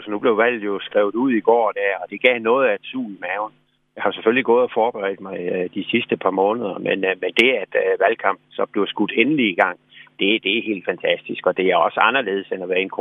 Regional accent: Skærbæk, Southern Denmark, Denmark; born or raised there; also born or lived in Varde / Sommersted

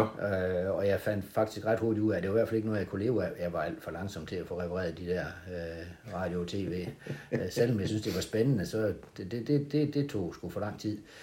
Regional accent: Hovborg, Southern Denmark, Denmark; now in Haderslev, Denmark; jeg hedder nok Vestjyde, kommer, øh, fra en lille by, der hedder Houborg imellem Holsted og Grindsted

